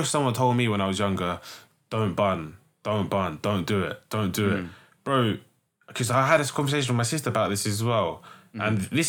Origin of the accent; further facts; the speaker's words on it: London, United Kingdom; from growing up in West